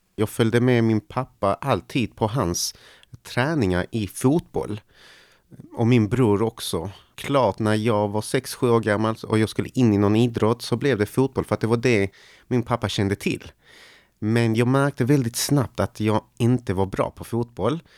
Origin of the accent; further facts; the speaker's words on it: Malmö, Skåne, Sweden; Och jag växte upp då på Lindängen.